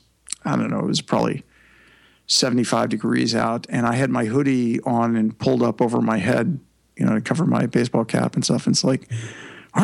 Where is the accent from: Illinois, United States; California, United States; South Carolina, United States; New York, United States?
California, United States; Imperial Valley; also born or lived in Kansas City, Missouri; I grew up in California what I lovingly refer to now as the leg pit of California, the Imperial Valley.